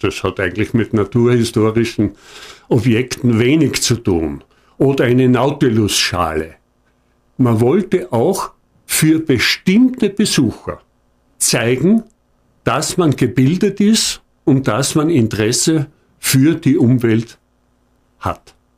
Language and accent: German; Hohentauern, Styria, Austria; ich komme aus Hohndauern und in Hohndauern wird am Ende der steirischen Semesterferien immer eine Börse gemacht